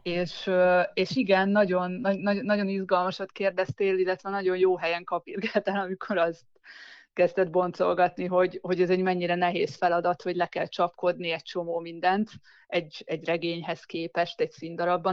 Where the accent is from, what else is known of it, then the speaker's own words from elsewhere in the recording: Szeged, Csongrád-Csanád, Hungary; also born or lived in Zugló, Budapest; now in Budapest, Hungary; nem, nem itt születtem, én Szegedről származom